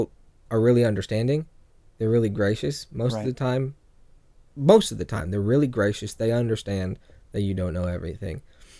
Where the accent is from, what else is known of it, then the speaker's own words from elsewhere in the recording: Arlington, Texas, United States; also born or lived in California; I'm from Arlington, Texas, kind of. I always call California home.